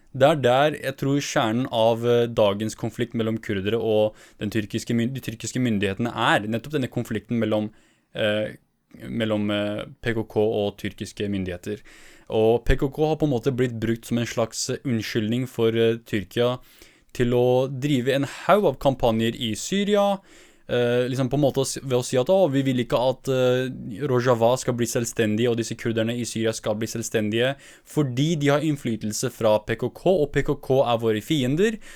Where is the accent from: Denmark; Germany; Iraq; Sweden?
Iraq; northern Iraq; jeg er fra Nord-Irak